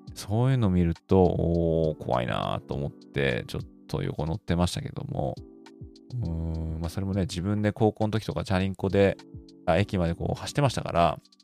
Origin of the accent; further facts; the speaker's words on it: Tokyo, Japan; now in United States; ちょっと田舎、まあ、東京なんですけど